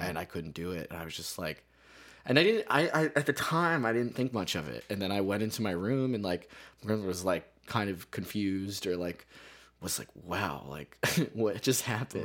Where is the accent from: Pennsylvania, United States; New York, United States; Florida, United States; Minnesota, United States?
Pennsylvania, United States; Carbon County; now in Lowell, United States; I grew up in, uh, Pennsylvania. I grew up in, like, what is called Carbon County